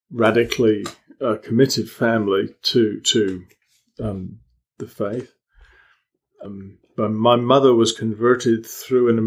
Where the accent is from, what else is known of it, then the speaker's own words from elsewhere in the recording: Malta; also born or lived in England; now in United Kingdom; I grew up in Malta, and when I came back to England, it was very abrupt.